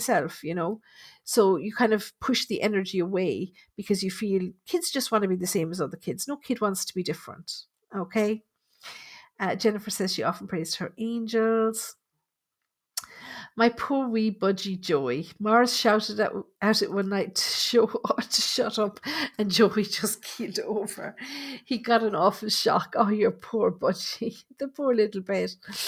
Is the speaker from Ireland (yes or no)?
yes; Dublin, Leinster, Ireland; I'm from Dublin. I used to watch Colin Fry every week on TV.